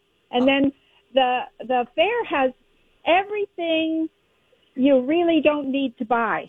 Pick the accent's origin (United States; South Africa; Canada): Canada; moved away; I'm from Canada.